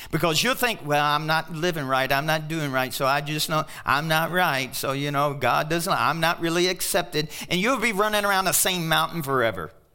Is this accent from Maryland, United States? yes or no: no; Kentucky, United States; now in Pueblo, United States; I'm from Kentucky, and we got Kentuckians and Tennesseans